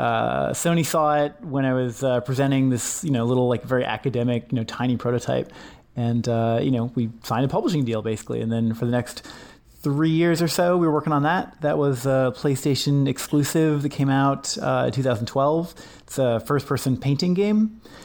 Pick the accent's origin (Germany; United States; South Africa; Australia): United States; Washington; my childhood, growing up in Washington State